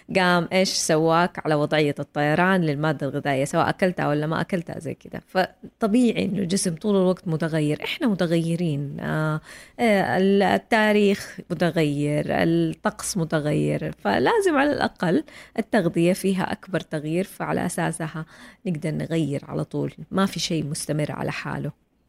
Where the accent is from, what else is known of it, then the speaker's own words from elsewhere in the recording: Saudi Arabia; عندنا في السعوديه